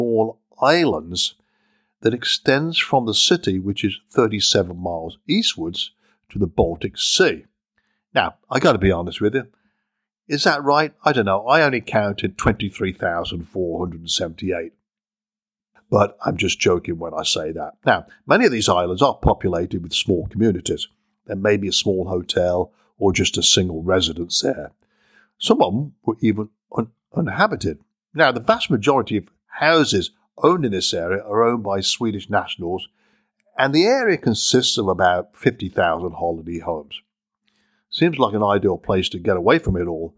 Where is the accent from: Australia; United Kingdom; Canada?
United Kingdom; I'm British